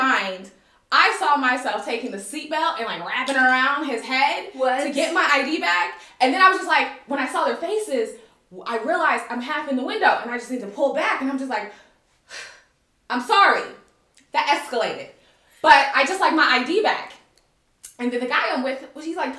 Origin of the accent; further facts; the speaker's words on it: United States; moved away as an adult; now in Kuwait; I'm American